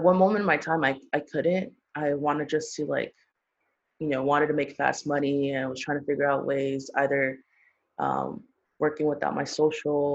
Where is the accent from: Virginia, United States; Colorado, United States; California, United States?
California, United States; Los Angeles; I'm born and raised in LA.